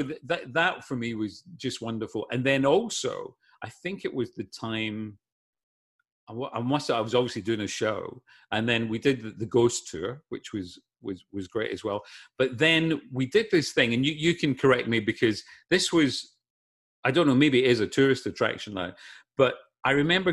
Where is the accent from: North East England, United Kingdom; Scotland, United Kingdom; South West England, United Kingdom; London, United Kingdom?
Scotland, United Kingdom; Glasgow; now in Los Angeles, United States; As a kid growing up in Glasgow